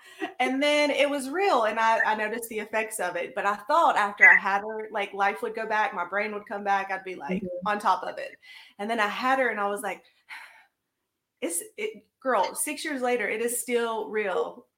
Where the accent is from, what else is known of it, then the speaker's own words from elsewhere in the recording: Grenada, Mississippi, United States; also born or lived in Madison, Alabama; I'm actually from Grenada, Mississippi, which is where Crispin is from.